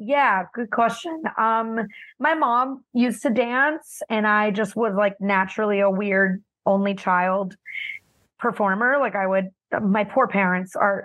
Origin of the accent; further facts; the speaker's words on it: Miami, Florida, United States; also born or lived in New Jersey; I grew up in West Kendall, Miami, Florida. I was born in New Jersey